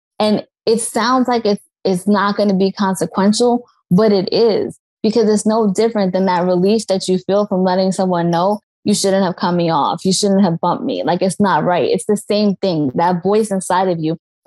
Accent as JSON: {"language": "English", "region": "New York", "country": "United States", "said": "I'm from New York"}